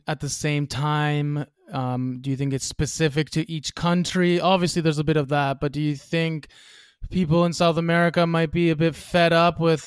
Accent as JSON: {"language": "English", "country": "Canada", "said": "as a Canadian, I can come back to Canada and work any bullshit"}